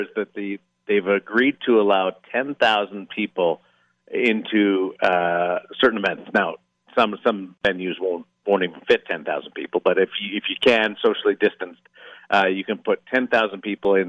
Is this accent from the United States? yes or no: no; Canada; despite being Canadian